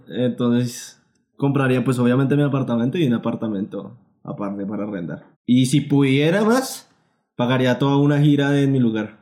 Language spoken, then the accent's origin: Spanish; Colombia; nosotros como colombianos